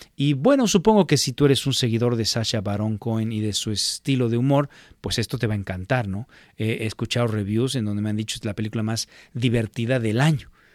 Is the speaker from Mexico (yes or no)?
yes; Mexico; moved away; en México le iba yo a la América